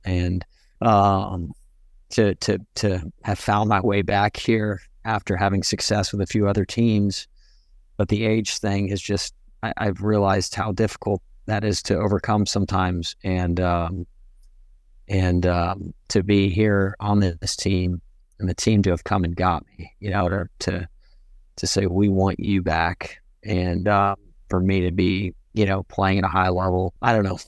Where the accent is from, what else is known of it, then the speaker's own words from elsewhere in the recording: Pearland, Texas, United States; also born or lived in England; my Pearland, uh, it's the town I'm from outside of Houston